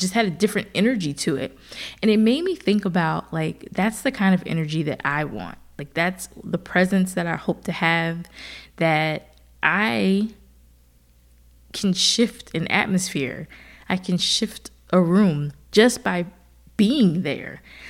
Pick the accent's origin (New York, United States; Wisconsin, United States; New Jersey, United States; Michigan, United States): New Jersey, United States; also born or lived in Philadelphia / Austin / Seattle; now in Atlanta, United States; I've lived in Philadelphia for a little while when I went to Temple for school. And then, of course, I'm from New Jersey. And then from there, I moved to Atlanta for the first time.